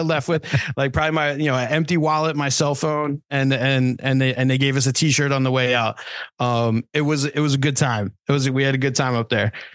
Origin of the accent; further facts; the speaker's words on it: New Jersey, United States; we're all from Jersey. I'm I'm from a little souther Jersey than the other guys